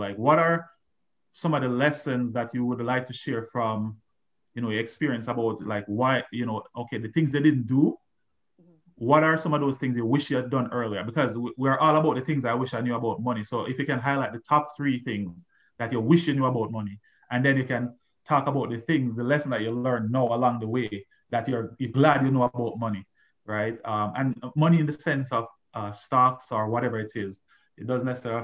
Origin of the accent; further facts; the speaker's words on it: Jamaica; growing up in Jamaica